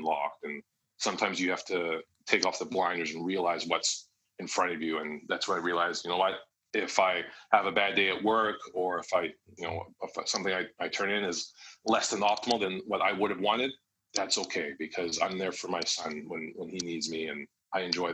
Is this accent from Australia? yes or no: no; Canada; now in Vancouver, Canada; I'm based in Vancouver, Canada